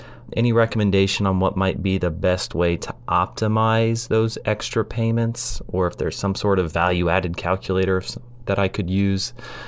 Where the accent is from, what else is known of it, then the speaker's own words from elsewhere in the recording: Ohio, United States; Hey guys, this is …. I'm a CPA from Ohio